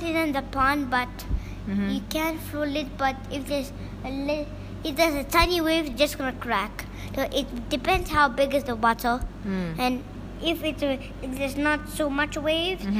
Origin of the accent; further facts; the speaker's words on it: Hong Kong; I'm from Hong Kong